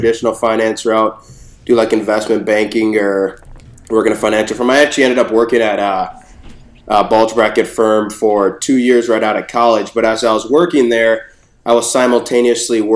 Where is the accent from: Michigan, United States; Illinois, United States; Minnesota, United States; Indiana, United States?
Minnesota, United States; Minneapolis; also born or lived in Bronx, New York; I was born in the Bronx, but raised in Minneapolis